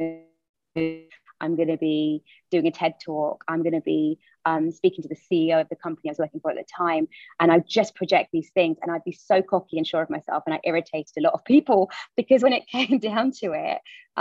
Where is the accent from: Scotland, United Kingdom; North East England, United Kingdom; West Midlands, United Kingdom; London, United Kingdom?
London, United Kingdom; I was born and raised in the East End of London